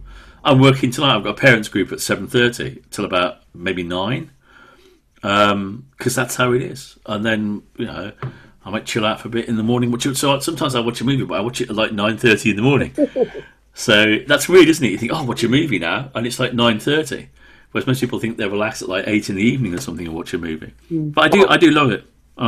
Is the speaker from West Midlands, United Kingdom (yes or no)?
yes; Wolverhampton, West Midlands, United Kingdom; accent: Brummie; Well, I was brought up in Wolverhampton. But because of Mum and Dad's strong Welsh accent and speaking language, Welsh language at home, it kind of got rid of almost all, but not quite all, of the Brummie accents.